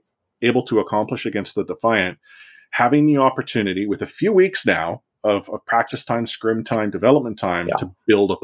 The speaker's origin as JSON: {"language": "English", "town": "Vancouver", "region": "British Columbia", "country": "Canada", "tie": "born or raised there", "said": "I'm a Vancouver born and bred sports fan."}